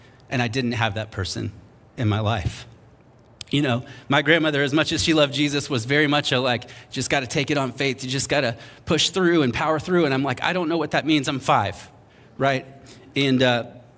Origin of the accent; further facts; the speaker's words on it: North Charleston, South Carolina, United States; moved away; I remember growing up in North Charleston, South Carolina. If you know where that is, you're impressed that I made it out. And I grew up there